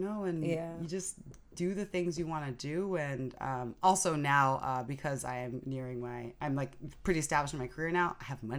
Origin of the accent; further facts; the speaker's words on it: San Francisco, California, United States; I'm half Japanese, half Nigerian, so I speak fluent Japanese, spent summers there as a kid, so growing up in San Francisco is great for that kind of community.